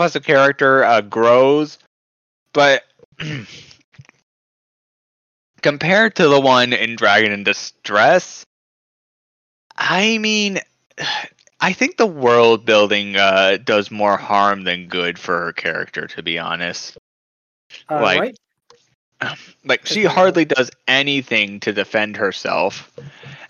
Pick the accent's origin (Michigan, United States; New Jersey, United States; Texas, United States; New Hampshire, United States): Texas, United States; my hometown of Texas